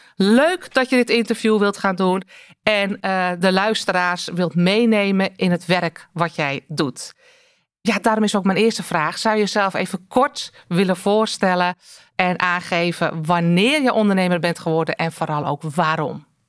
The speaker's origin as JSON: {"language": "Dutch", "region": "North Holland", "country": "Netherlands", "said": "als Noord-Hollander"}